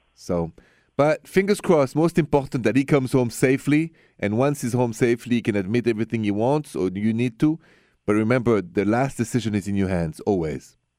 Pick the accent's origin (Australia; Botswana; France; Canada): France; moved away; I'm from France